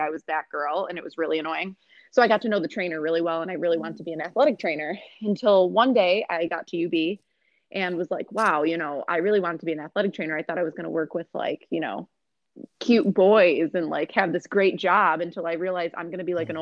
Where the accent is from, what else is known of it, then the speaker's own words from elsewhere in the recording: Rochester, New York, United States; also born or lived in Buffalo; I'm from Rochester. I went to Rush Henrietta High School growing up